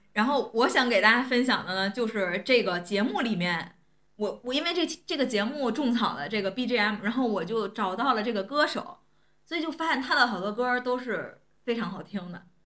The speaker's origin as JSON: {"language": "Chinese", "region": "Tianjin", "country": "China", "said": "我作为天津人"}